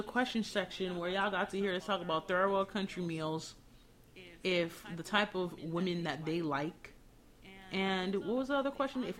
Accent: Miami, Florida, United States; I grew up in Miami.

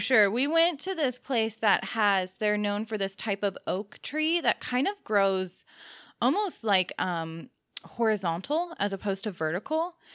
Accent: Maryland, United States; moved away; growing up in Maryland

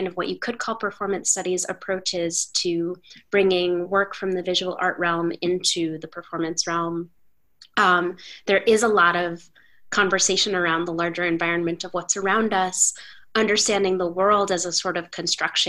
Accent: New York City, New York, United States; as a New Yorker

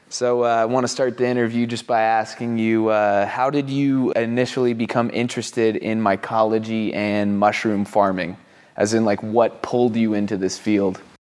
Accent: Asheville, North Carolina, United States; coming to you from Asheville, North Carolina, my hometown

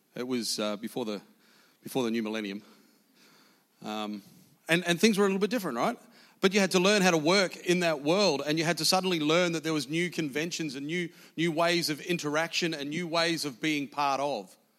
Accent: New Zealand; I was born in South New Zealand

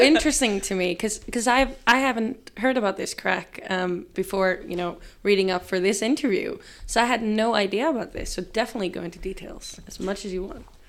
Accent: Reykjavik, Capital Region, Iceland; I grew up in Reykjavik

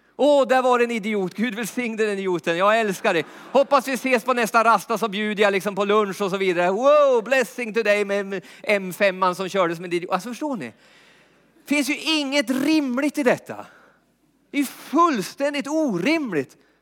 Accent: Jämtland, Sweden; uppe i Jämtland där jag är uppvuxen

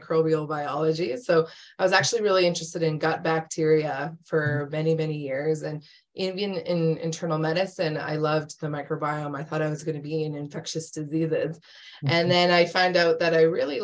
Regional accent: Calgary, Alberta, Canada; moved away as an adult; also born or lived in Edmonton / Hamilton; So I'm from Canada. I was born and raised in Calgary

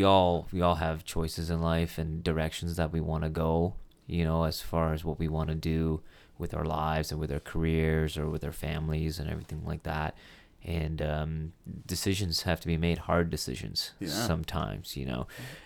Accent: Kuwait; born there; No, I was not born in Canada. Was born in the Middle East. I was born in Kuwait in the Middle East.

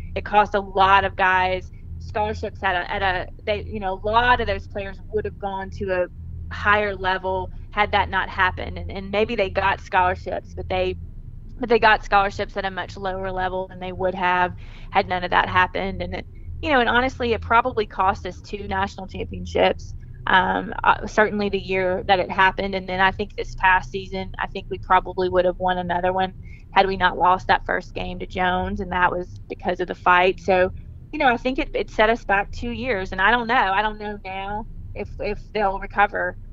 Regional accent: Clinton, Mississippi, United States; also born or lived in Birmingham, Alabama; I grew up in Clinton, Mississippi, which is a suburb of Jackson, Mississippi. I lived there my whole life.

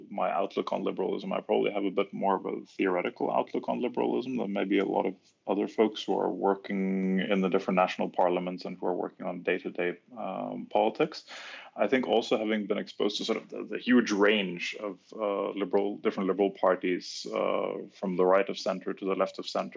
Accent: Norway; moved away as an adult; also born or lived in Germany / Brussels, Belgium; I was finally sort of hijacked back to my home country, Norway

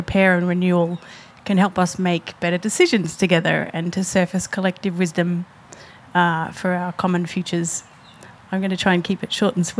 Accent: Melbourne, Victoria, Australia; I'm a designer, born and bred in Melbourne

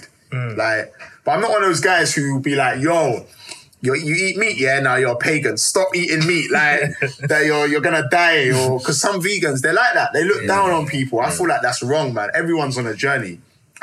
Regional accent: Jamaica; growing up in Jamaica, when they make CMOS, they put like condensed milk in it.

